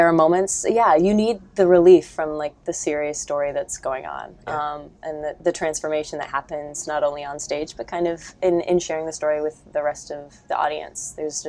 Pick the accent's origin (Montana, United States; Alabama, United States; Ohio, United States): Ohio, United States; moved to a studio in Westerville, Ohio, about an hour away from my hometown when I was in kindergarten, and stayed there until I graduated from high school